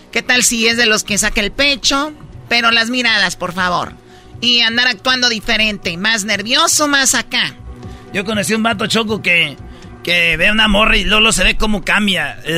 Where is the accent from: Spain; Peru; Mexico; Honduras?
Mexico; Michoacán; No, yo soy de Michoacán.